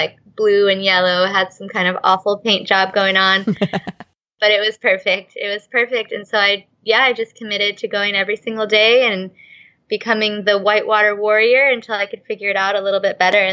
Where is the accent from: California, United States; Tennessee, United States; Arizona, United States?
California, United States; outside Los Angeles; moved away as an adult; now in Costa Rica; I grew up outside Los Angeles, California